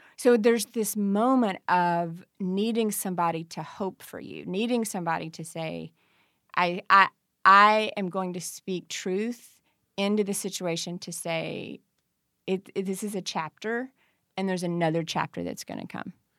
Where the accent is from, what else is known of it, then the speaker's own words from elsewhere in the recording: Farmington, Kentucky, United States; also born or lived in Murray, Kentucky; I'm from Farmington, Kentucky